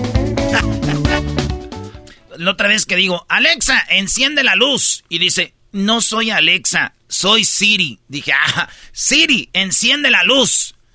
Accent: Jiquilpan, Michoacán, Mexico; moved away; se oía hasta donde yo vivía. Allá por el lienzo charro se oían los bailes que hacían en el estadio de Jiquilpa

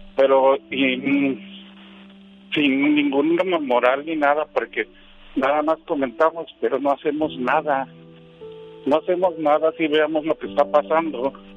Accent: Veracruz, Mexico; now in Ciudad Juárez, Mexico; yo no soy de aquí exactamente de Ciudad Juárez, yo soy yo soy de Veracruz y, yo yo emigré aquí a Ciudad Juárez llevo 26 años viviendo aquí

